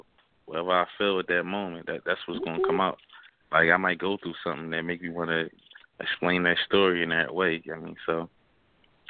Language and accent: English; Philadelphia, Pennsylvania, United States; That's where I'm from the little, all parts of Philadelphia